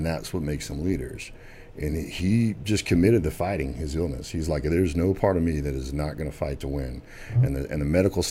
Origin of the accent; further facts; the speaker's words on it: Dallas, Texas, United States; also born or lived in Arkansas; I was born in Arkansas and I moved down to Dallas in middle school, played football at South Carolina High School